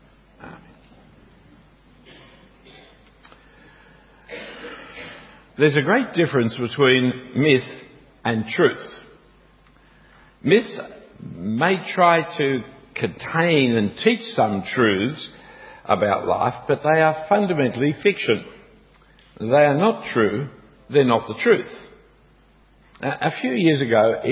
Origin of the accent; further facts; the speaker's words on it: Australia; As you can hear, I'm an Australian, and as you can see, I'm an Australian because I don't wear suits